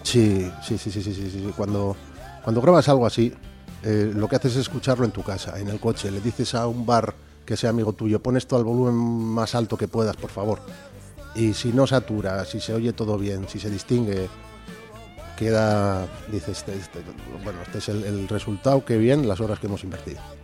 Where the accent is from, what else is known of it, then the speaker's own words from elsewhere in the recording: Bilbao, Basque Country, Spain; also born or lived in Valle de Valdivielso, Burgos; soy de Bilbao